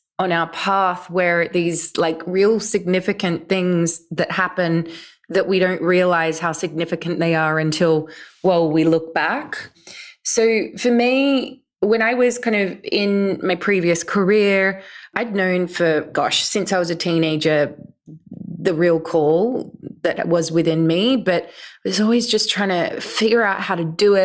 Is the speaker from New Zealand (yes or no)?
no; Australia; now in London, United Kingdom; I grew up in Australia and live in the UK now